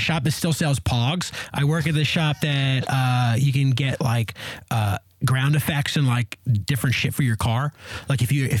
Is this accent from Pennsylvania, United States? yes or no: yes; Philadelphia, Pennsylvania, United States; I'm from Philadelphia.